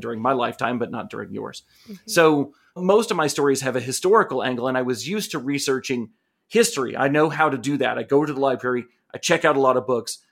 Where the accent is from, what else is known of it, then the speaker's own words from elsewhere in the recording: Asheville, North Carolina, United States; here in Asheville, in my hometown